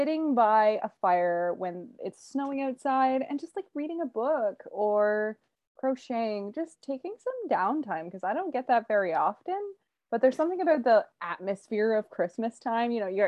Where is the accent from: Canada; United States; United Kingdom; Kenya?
Canada; I was born in Canada